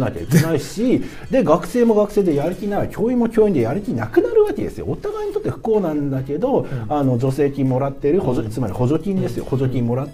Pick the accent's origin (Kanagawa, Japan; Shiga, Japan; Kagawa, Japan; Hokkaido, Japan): Kagawa, Japan; moved away as an adult; also born or lived in Tokyo; 私ね香川県というね僻地に住んでたんですよ